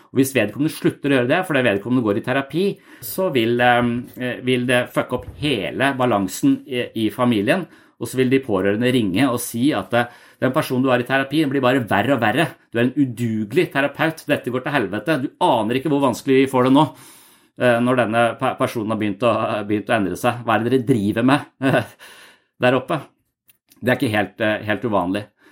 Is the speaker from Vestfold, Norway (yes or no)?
yes; Tønsberg, Vestfold, Norway; moved away as an adult; also born or lived in Denmark; når jeg flytta fra Tønsberg, hvor jeg vokste opp, til militæret, og når jeg flytta fra militæret til Danmark